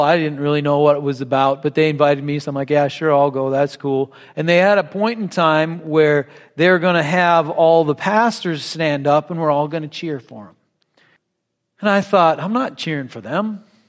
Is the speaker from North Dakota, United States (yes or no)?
yes; North Dakota, United States; I grew up in North Dakota